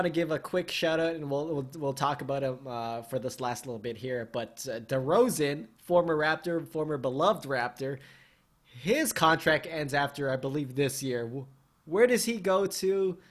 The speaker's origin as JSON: {"language": "English", "town": "Philadelphia", "region": "Pennsylvania", "country": "United States", "tie": "born or raised there", "said": "just because born and raised in Philly, right?"}